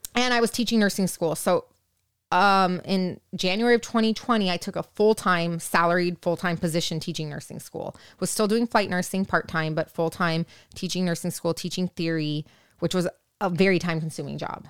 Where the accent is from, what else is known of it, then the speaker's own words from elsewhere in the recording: Orange County, California, United States; I'm from Orange County